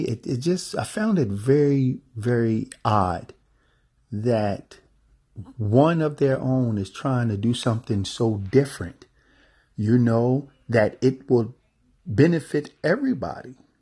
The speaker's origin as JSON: {"language": "English", "country": "United States", "said": "being an American"}